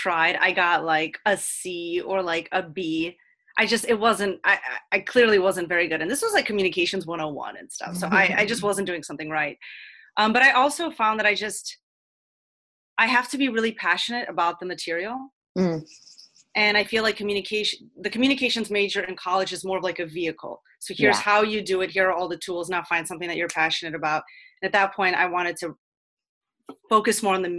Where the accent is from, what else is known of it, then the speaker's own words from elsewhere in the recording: Cleveland, Ohio, United States; also born or lived in Ukraine / Columbus, Ohio; I moved from Ukraine in 1992. I was four years old. And my mom and I moved to Cleveland, Ohio, a small suburb outside of Cleveland. So I grew up in the burbs of Ohio